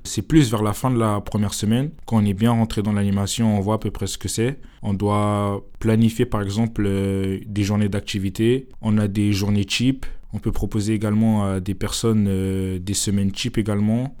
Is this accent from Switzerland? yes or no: no; Épinay-sur-Seine, Île-de-France, France; je suis issu de la communauté d'Épinay-sur-Seine. Et donc notre commune a la chance euh, d'avoir euh, un château euh, pas loin